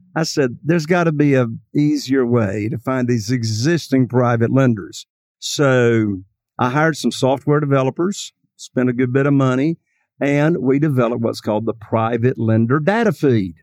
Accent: Eastern North Carolina, United States; I am from Eastern North Carolina

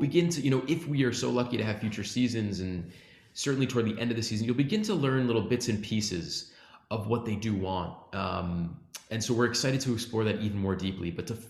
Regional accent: Great Neck, New York, United States; You know, I'm from Long Island. I'm from Great Neck.

